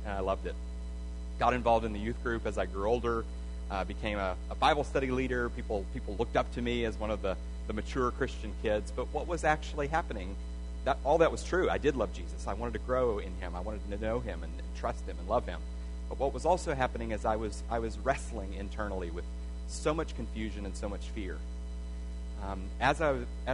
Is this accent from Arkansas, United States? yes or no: yes; Arkansas, United States; I grew up Southern Baptist in Arkansas, not too far from here.